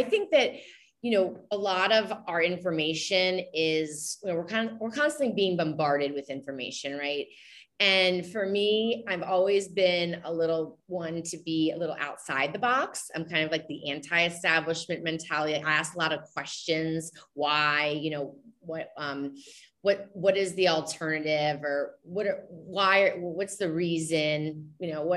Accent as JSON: {"language": "English", "region": "the South", "country": "United States", "said": "I'm coming from the South"}